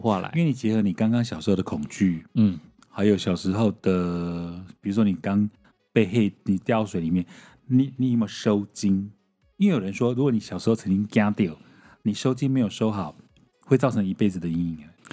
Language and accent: Chinese; Taiwan; 就我一个台湾人